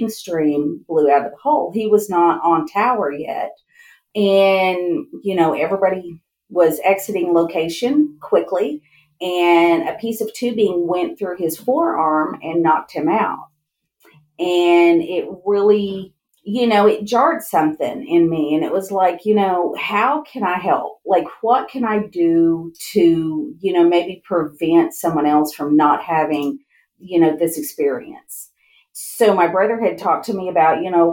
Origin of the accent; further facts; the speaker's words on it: Kerrville, Texas, United States; now in Midland, United States; I'm originally from Central Texas, outside of Kerrville, and my family moved here in the late 80s